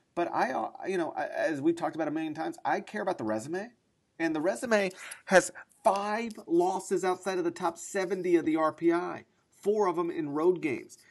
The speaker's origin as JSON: {"language": "English", "region": "North Mississippi", "country": "United States", "said": "I'm from North Mississippi"}